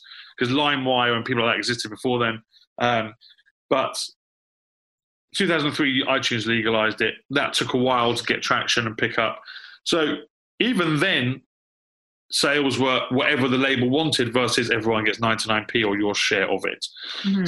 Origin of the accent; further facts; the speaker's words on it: London, United Kingdom; also born or lived in New York / Los Angeles; I'm born and raised in London